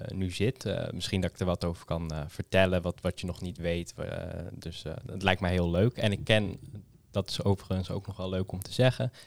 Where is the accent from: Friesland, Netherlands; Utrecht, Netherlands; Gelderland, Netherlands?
Utrecht, Netherlands; Amersfoort; ik kom uit Amersfoort